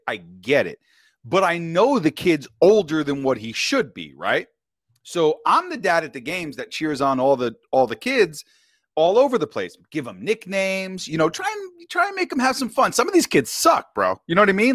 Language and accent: English; New York, United States; also born or lived in Westchester County, New York; now in Temecula, United States; I'm born and raised in New York, and I'm Italian